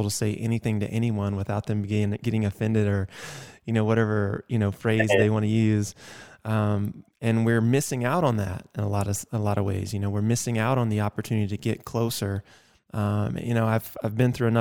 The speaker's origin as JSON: {"language": "English", "region": "Georgia", "country": "United States", "tie": "born or raised there", "accent": "Southern", "moved": "yes", "lives_now": "Arizona, United States", "said": "I grew up in the South in Georgia"}